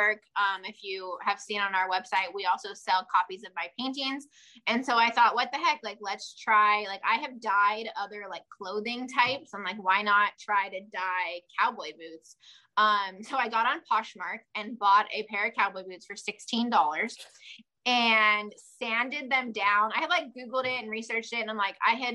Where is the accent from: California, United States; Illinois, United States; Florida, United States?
California, United States; Southern; we're from Southern California, and we're about as south as you can go. So we're like 20 minutes from Mexico, and I don't know, 15-20 minutes from Arizona